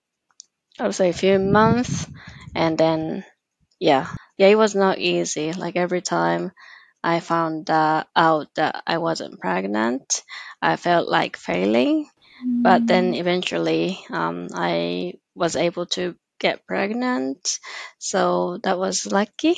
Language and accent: English; Japan; I'm from Japan.